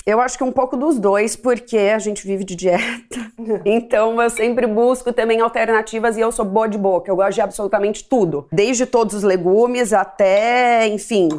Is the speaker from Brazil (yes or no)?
yes; Ribeirão Preto, São Paulo, Brazil; now in São Paulo, Brazil; Eu sou de Ribeirão Preto e quando eu mudei para São Paulo